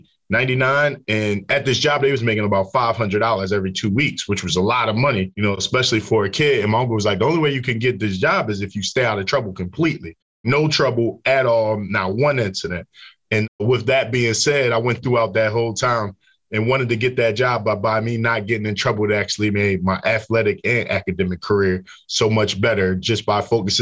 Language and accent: English; Philadelphia, Pennsylvania, United States; I grew up in Philadelphia, North Philadelphia, to be exact